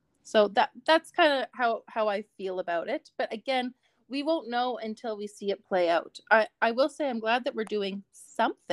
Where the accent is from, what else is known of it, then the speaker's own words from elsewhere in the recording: Canada; also born or lived in Calgary, Alberta; as a Canadian citizen